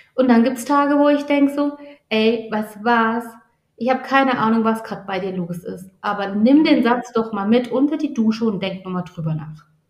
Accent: Baden-Württemberg, Germany; accent: Badisch; meinem badischen Dialekt

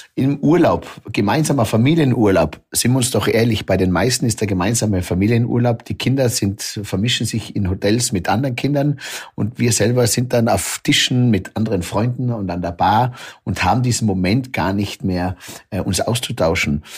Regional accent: Zillertal, Tyrol, Austria; bei mir im Zillertal

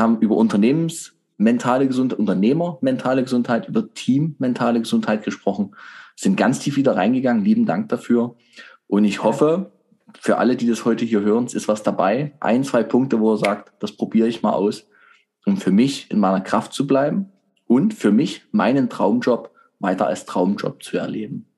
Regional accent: Germany; Wir Deutschen

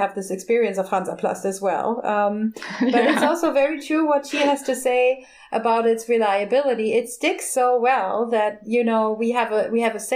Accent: southwest Germany, Germany; accent: southwest German; my local accent from the southwest of Germany

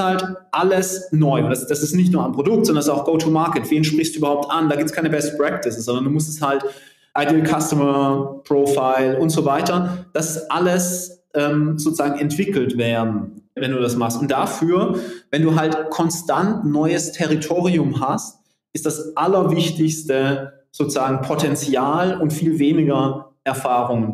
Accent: Southern Germany, Germany

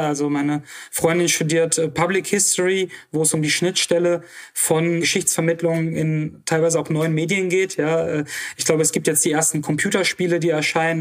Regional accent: Oberhausen, North Rhine-Westphalia, Germany; also born or lived in Moldova / Duisburg; Ich bin ähm, dann in Oberhausen groß geworden, zur Schule gegangen

